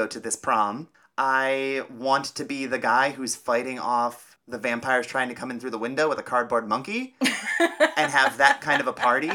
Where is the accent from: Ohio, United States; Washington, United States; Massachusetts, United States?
Ohio, United States; Cleveland; I'm from Cleveland